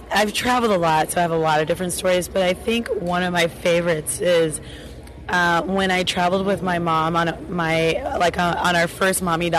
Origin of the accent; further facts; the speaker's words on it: Colorado, United States; We're from Colorado.